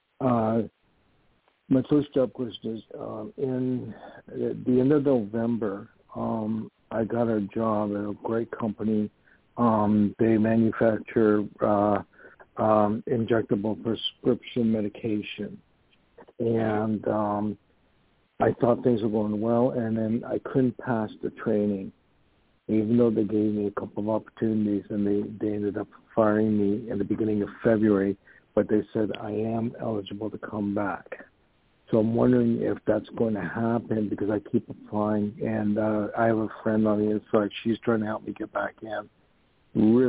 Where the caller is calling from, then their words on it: New York, United States; I'm calling from New York